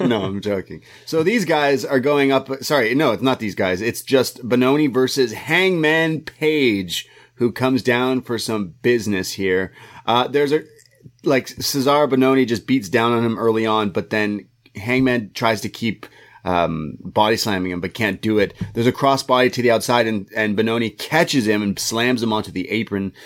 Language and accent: English; Canada; I'm a Canadian boy